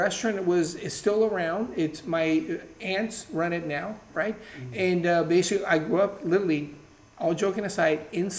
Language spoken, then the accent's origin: English; São Paulo, Brazil; now in California, United States; growing up in Brazil